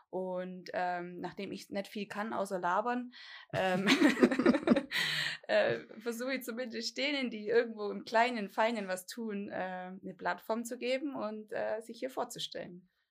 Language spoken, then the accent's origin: German; Dillingen an der Donau, Bavaria, Germany; ich komme hier ziemlich von der Pampa, äh, Dillingen-Donau. Da lebe ich eigentlich immer schon.